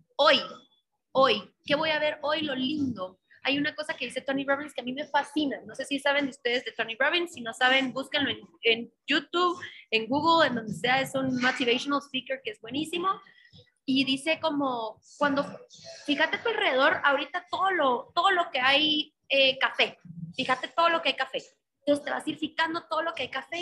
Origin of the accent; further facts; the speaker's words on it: Guatemala; como mujeres guatemaltecas, mujeres latinas